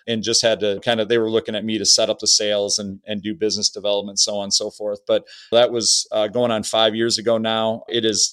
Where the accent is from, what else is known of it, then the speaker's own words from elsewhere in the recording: Au Gres, Michigan, United States; I grew up in Augray, Michigan, which is about an hour north of Bay City